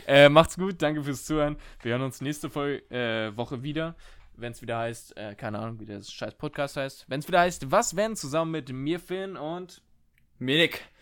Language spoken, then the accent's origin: German; Germany; als Deutsche mit unserem, äh, mit unseren 5, 6, 7 Jahren äh, Englisch in der Schule